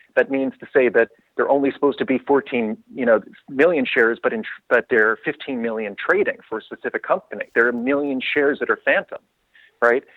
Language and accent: English; New York City, New York, United States; I'm originally from New York City myself.